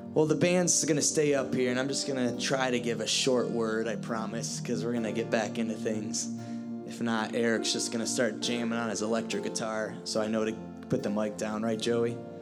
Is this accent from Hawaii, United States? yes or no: no; Ohio, United States; moved away; I'm from Ohio